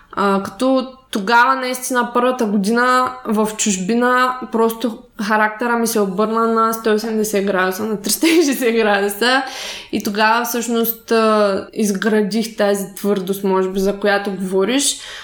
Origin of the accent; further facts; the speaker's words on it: Shumen, Shumen Province, Bulgaria; аз съм от Шумен. Общо също също малък град